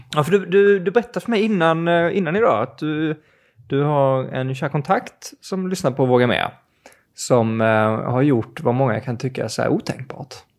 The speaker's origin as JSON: {"language": "Swedish", "region": "Skåne", "country": "Sweden", "said": "jag kommer från Skåne"}